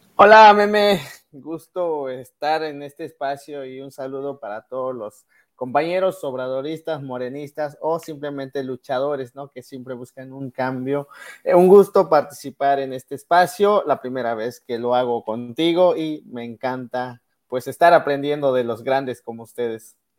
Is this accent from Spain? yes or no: no; Mexico; moved away